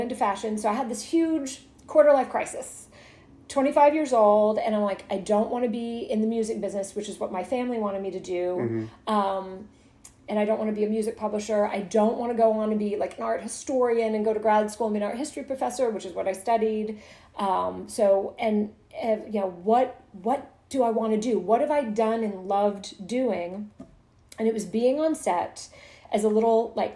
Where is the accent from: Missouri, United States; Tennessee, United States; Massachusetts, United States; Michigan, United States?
Tennessee, United States; Hendersonville; moved away; also born or lived in New York City; I'm from Hendersonville, Tennessee